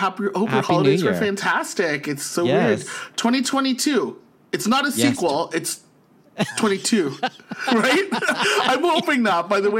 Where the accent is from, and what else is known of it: St. Catharines, Ontario, Canada; born or raised there; now in Ottawa, Canada